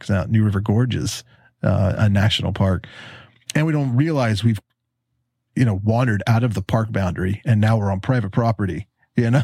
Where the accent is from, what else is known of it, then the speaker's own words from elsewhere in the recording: Huntington, West Virginia, United States; moved away; I grew up in Huntington where you are right now.